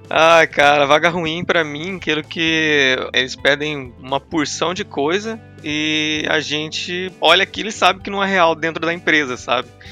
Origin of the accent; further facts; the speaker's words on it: Curitiba, Paraná, Brazil; also born or lived in Campo Grande; eu sou de Curitiba